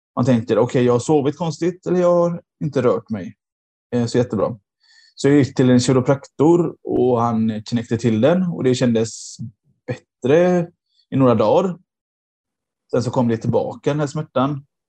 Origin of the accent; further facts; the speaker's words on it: Gothenburg, Västra Götaland, Sweden; moved away as an adult; now in Nödinge, Sweden; jag är då eh, från Göteborg ursprungligen.